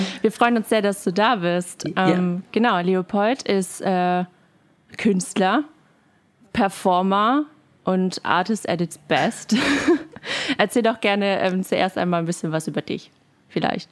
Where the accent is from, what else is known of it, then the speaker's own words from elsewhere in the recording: Berlin, Germany; moved away; Ich bin ja äh, Berlinerin ursprünglich